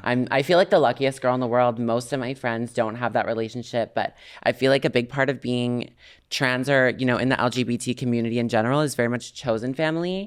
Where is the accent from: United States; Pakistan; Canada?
Canada; I'm Canadian.